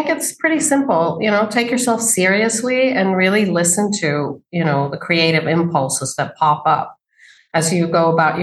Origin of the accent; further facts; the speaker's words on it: Sweden; moved away as an adult; now in New York City, United States; I grew up in Sweden as a daughter of two very artistic people